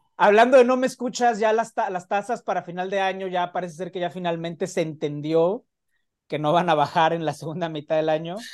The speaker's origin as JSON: {"language": "Spanish", "country": "Mexico", "said": "como buen mexicano"}